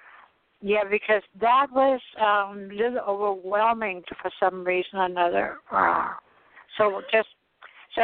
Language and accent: English; Denmark; moved away; I come from Denmark. We have had beets on the table every lunch and dinner